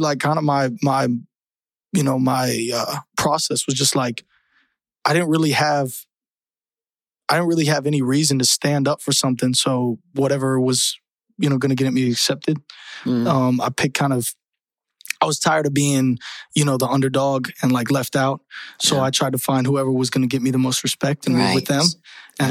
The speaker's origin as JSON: {"language": "English", "town": "Tampa", "region": "Florida", "country": "United States", "tie": "born or raised there", "also_born_or_lived": "Colorado / Michigan", "said": "I grew up in Tampa, Florida. So shout out 813. That's where I lived most of my life"}